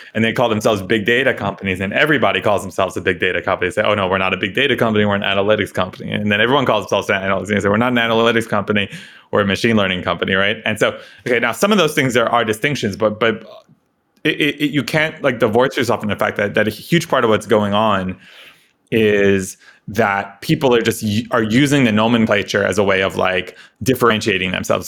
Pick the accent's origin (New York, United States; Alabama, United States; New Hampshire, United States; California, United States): New York, United States; suburb of New York City, United States; I grew up in New York, uh, you know, kinda sleepy suburb of, uh, New York City